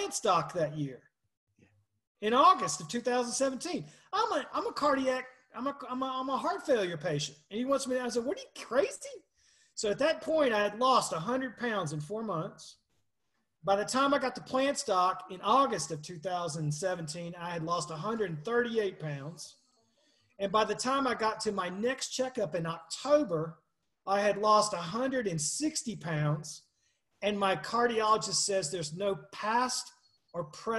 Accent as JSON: {"language": "English", "town": "Monroe", "region": "Georgia", "country": "United States", "said": "I was a redneck from Monroe, Georgia"}